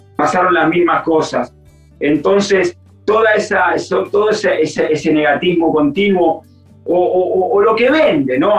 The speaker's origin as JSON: {"language": "Spanish", "country": "Argentina", "moved": "as an adult", "lives_now": "Europe", "said": "yo soy igual de ustedes, de argentino"}